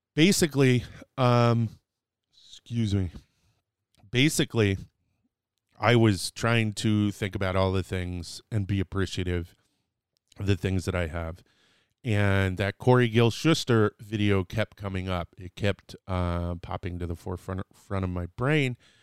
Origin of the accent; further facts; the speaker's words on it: Dallas, Texas, United States; I was born in, in Dallas, Texas